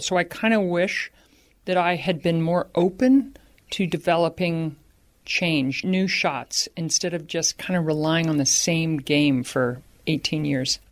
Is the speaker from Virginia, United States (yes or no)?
no; Baltimore, Maryland, United States; growing up in Baltimore